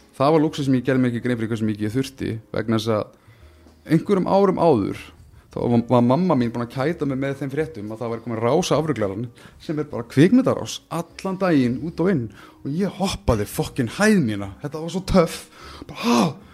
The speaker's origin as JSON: {"language": "Icelandic", "country": "Iceland", "said": "við sem Íslendingar"}